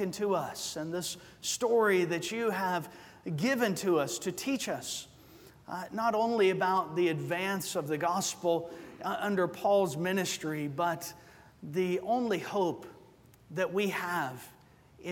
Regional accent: Georgia, United States; moved away as an adult; also born or lived in Arizona; now in Covina, United States; I'm also from Georgia

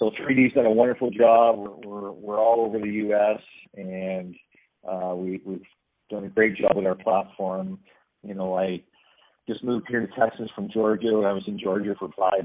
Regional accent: Canada; a Canadian citizen

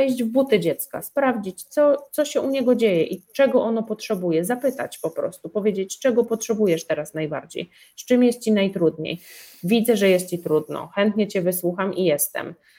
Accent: Podlaskie Voivodeship, Poland; ja jestem z małej miejscowości, ja pochodzę z Podlasia

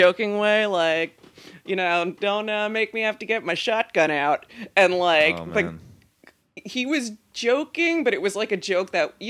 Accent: Westchester County, New York, United States; I'm from New York.

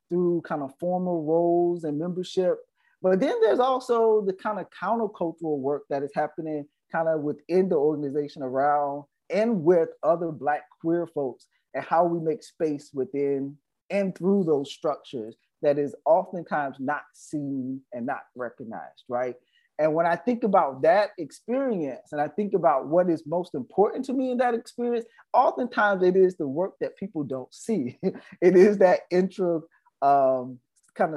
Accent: the South, United States; Black queer man growing up in the South

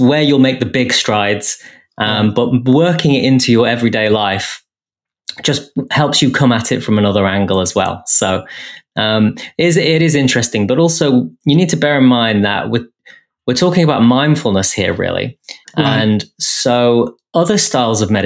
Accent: England, United Kingdom; being English and the way I was brought up

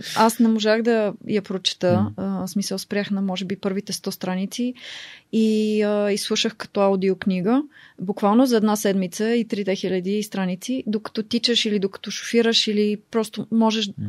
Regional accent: Bulgaria; moved away as an adult; also born or lived in United States / Oxford, United Kingdom; нас като българи

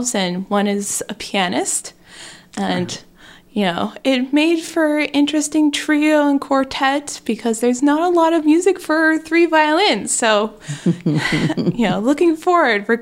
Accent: Athens, Georgia, United States; moved away as an adult; now in Indiana, United States; born and raised in Georgia

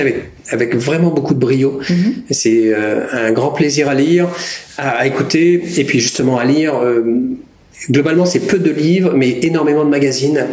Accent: Normandy, France; Je suis normand, canet, donc c'est pas très loin, c'est au, pas de la porte, j'ai envie de dire, euh, de là où j'ai grandi

